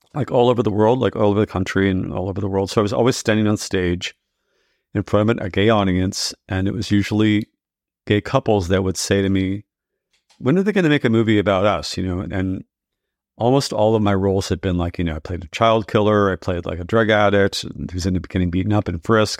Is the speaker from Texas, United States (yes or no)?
yes; Texas, United States; moved away as an adult; also born or lived in New York City; growing up in Texas and I realized I was gay